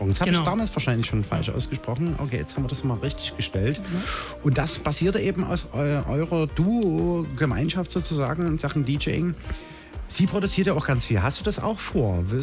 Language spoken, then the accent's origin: German; Radebeul, Saxony, Germany; ich komme aus Radebeul.